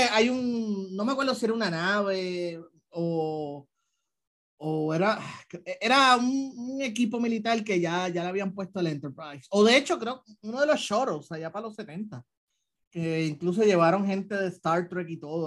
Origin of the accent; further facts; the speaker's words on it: Puerto Rico; los puertorriqueños tenemos en común con, con el resto de Latinoamérica